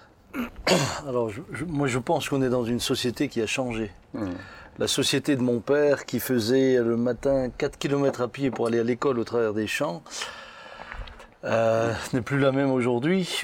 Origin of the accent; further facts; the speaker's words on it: Pfastatt, Grand Est, France; j'ai grandi à Fastat où on était relativement tranquille